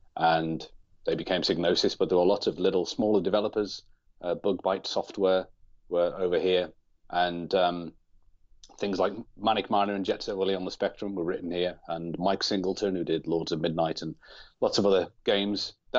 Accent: North West England, United Kingdom; I grew up on the Wirral in England, obviously, which is just over the water from Liverpool. So generally, I'll say that I'm from Liverpool

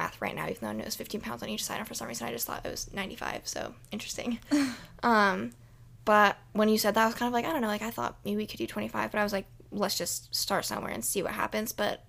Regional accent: Iowa City, Iowa, United States; I don't know if it's because we're from Iowa City, which is a college town

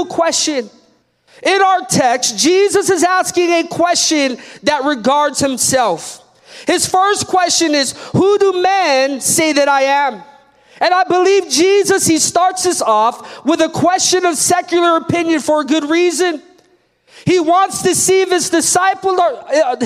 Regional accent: United States; being American and being born in this privilege

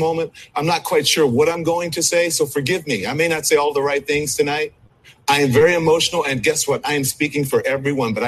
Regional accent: United States; I am an American

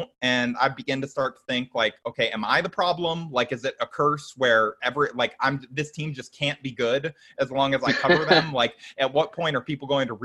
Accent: Orange County, California, United States; I grew up in Orange County

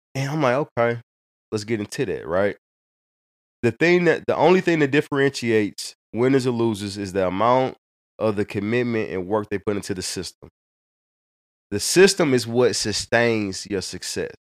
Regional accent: Hazelwood, Missouri, United States; I grew up in North County, in Hazelwood

